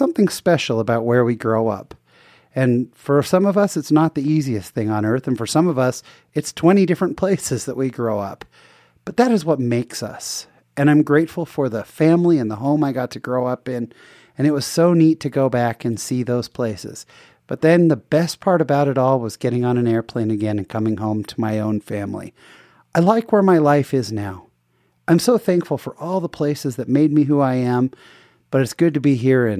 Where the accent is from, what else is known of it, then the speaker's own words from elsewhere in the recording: San Jose, California, United States; moved away; I grew up in San Jose, California